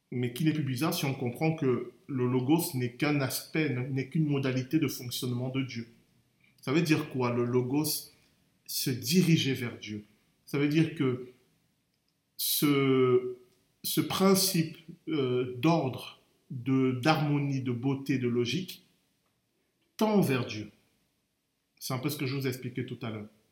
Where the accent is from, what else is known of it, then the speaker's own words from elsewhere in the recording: Cameroon; moved away; j'ai grandi au Cameroun